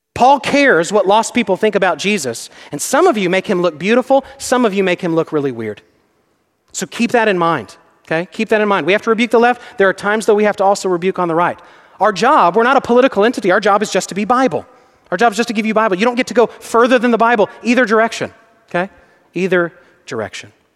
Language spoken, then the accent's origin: English; Texas, United States; I'm from Texas.